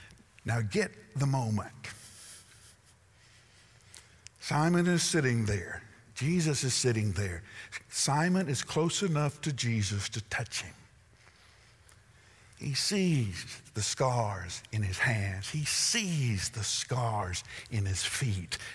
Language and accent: English; the South, United States; I'm from the South.